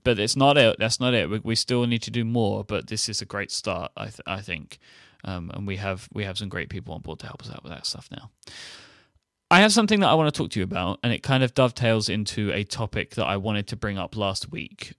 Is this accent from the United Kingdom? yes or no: yes; United Kingdom; being being a Brit